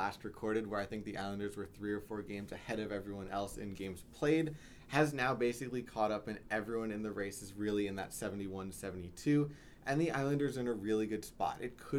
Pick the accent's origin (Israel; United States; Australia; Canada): United States; New York